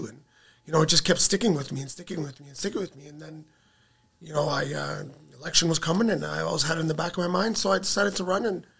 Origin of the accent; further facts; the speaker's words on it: Toronto, Ontario, Canada; moved away as an adult; now in Windsor, Canada; I grew up in downtown Toronto, Dovercourt and Bloor area, Dovercourt Park, many, many moons ago